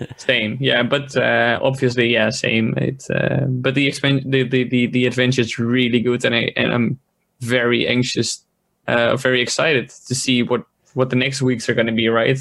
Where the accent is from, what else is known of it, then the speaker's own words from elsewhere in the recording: Netherlands; I'm from the Netherlands, it's like a quarter past eleven